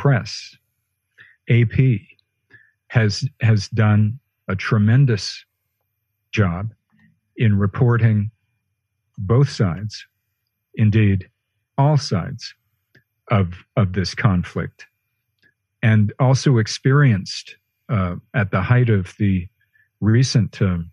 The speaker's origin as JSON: {"language": "English", "region": "Western Canada", "country": "Canada", "tie": "born or raised there", "moved": "yes", "said": "I'm speaking to you from Western Canada, my hometown, where I've had to spend the pandemic"}